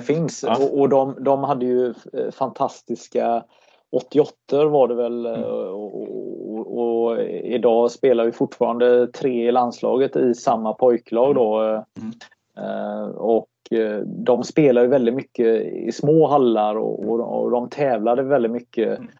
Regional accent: Gothenburg, Västra Götaland, Sweden; som göteborgare

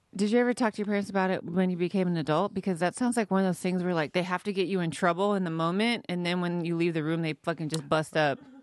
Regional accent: Modesto, California, United States; I'm from, uh, like, Northern California, Central California, Modesto, California.

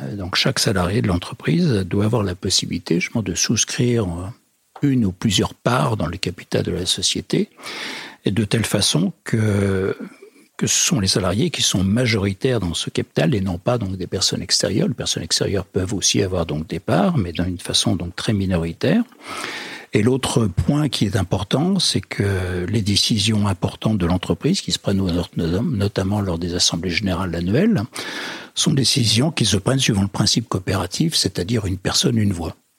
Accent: western France, France; je suis plutôt originaire de l'ouest de la France

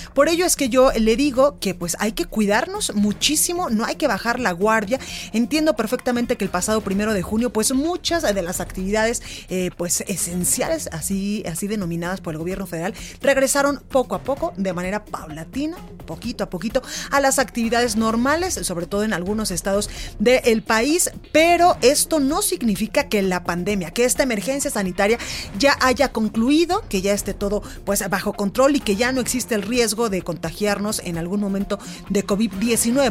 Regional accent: Jalisco, Mexico; Si yo conozco bien mi tierra

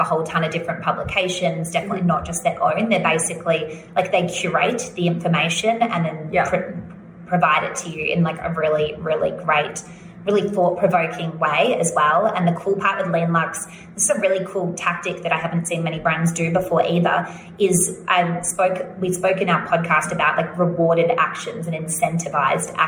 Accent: Australia; accent: Australian

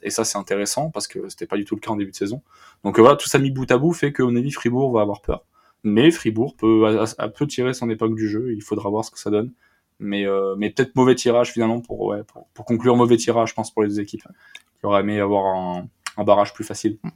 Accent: France; en tant que Français

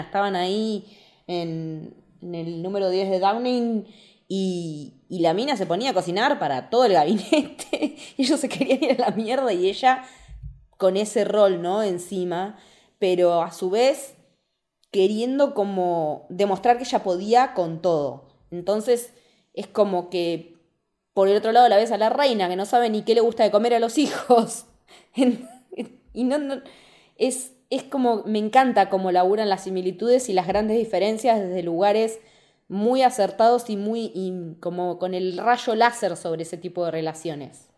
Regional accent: Argentina; nosotros como argentinos

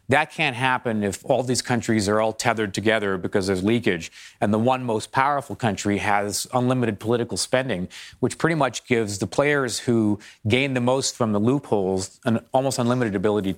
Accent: Toronto, Ontario, Canada; Because I'm from Toronto, I'll give a kick the Canadians an example here.

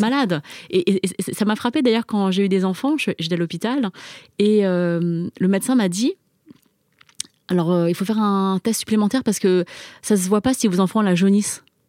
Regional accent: France; first language Chinese; French is a second language; je suis née en France, j'ai grandi en France

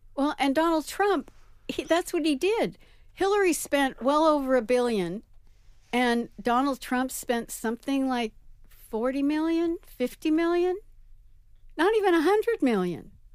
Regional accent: New York, United States; also born or lived in San Francisco; as a New Yorker

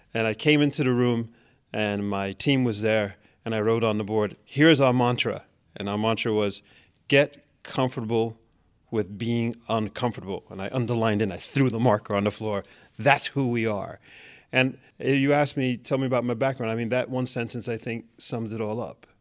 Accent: New York City, New York, United States; moved away as an adult; now in Norway; I'm born and raised in Manhattan.

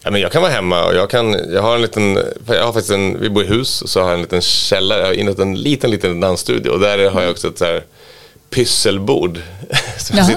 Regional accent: Västerås, Västmanland, Sweden; jag var från Västerås då, att, eh, och min farsa jobbar på A B B

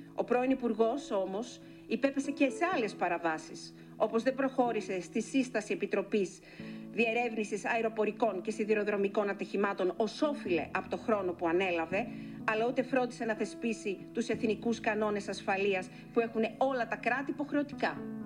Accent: Greece; Είμαι μια μητέρα από την Ελλάδα

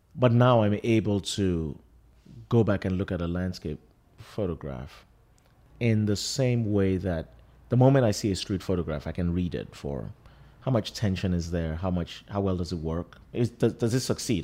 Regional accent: Lagos, Nigeria; now in New York, United States; I grew up in Lagos, I live in New York.

